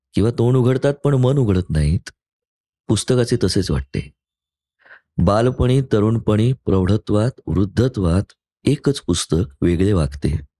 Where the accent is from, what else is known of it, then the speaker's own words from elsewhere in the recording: Pune, Maharashtra, India; मी शनिवार पेठेमधला मुलगा आहे मी तिथेच वाढलो पहिली बारा चौदा वर्ष